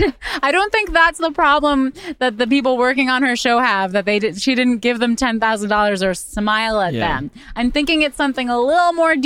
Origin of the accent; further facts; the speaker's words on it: Australia; accent: Australian; My people have had enough of my Aussie accent.